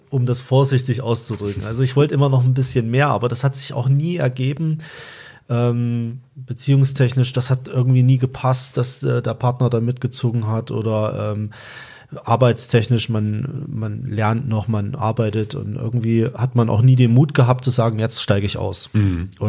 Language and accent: German; Thuringia, Germany; Ich komme auch aus Thüringen, ich komme aus der Nähe von Suhl.